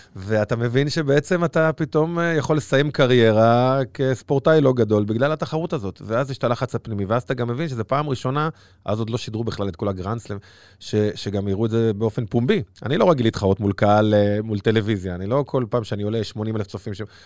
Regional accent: Bnei Brak, Tel Aviv District, Israel; גדלתי בפרדס כץ

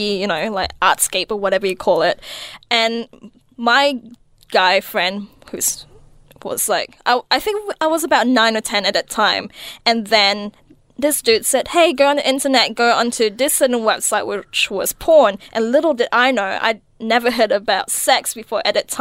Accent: Malaysia; moved away; also born or lived in New Zealand; I did study in Malaysia for a bit. Most of my schooling years were in Malaysia

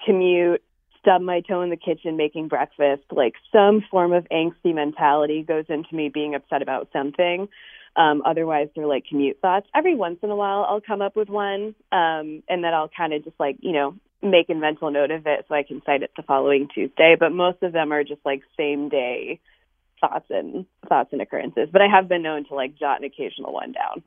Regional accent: New York, United States; also born or lived in West Coast; I actually grew up in New York originally, moved to the West Coast for a while for work after college, and then came back to New York.

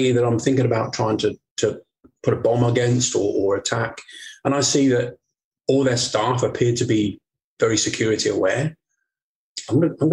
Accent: Portsmouth, South East England, United Kingdom; moved away; I went down to my hometown of Portsmouth

